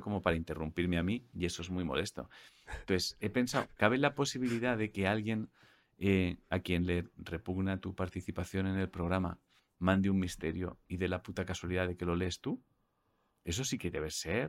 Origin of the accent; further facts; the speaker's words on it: Catalonia, Spain; soy catalán